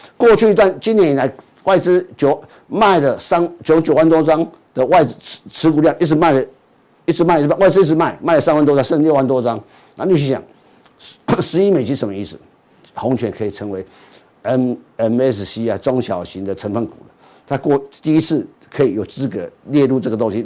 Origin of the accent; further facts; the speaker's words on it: Taiwan; 我住的天母附近也是公司